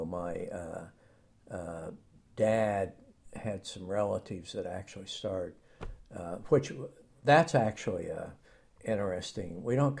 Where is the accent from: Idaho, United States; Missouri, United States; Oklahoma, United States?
Oklahoma, United States; moved away; I grew up in Hera, Oklahoma, which is like 20 miles east of Oklahoma City.